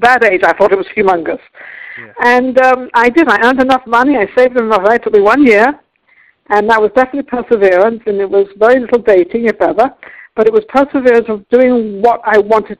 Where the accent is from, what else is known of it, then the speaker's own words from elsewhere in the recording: England, United Kingdom; now in United States; I'm an American now. I became American citizen some years ago, but I am British, English actually.